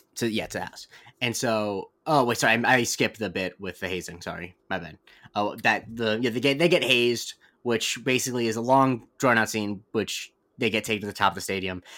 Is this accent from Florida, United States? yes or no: yes; Florida, United States; I'm from Florida